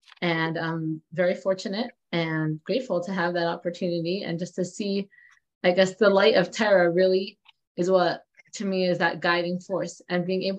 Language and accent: English; Los Angeles, California, United States; also born or lived in Australia; I was born and raised in California on Shluchas in Brentwood.